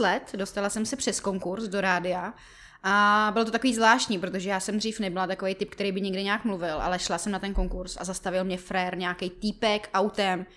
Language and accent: Czech; Jirkov, Ústí nad Labem Region, Czechia; moved away as an adult; now in Prague, Czech Republic; já pocházím z Jirkova